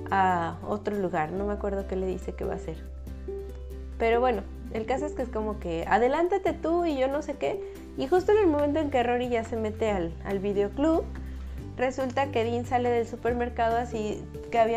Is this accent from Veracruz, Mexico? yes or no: yes; Xalapa, Veracruz, Mexico; Ay, no, pero sí crecí